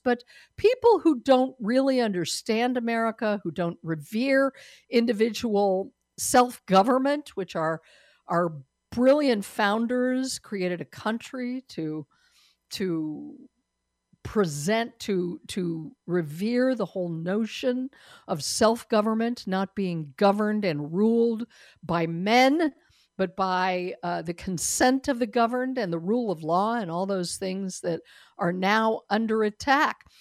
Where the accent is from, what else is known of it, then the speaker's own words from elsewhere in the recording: United States; I'm not a Brit, I'm an American